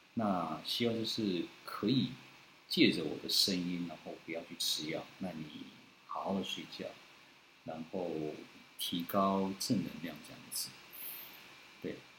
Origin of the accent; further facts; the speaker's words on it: Tainan, Taiwan; 我是台南人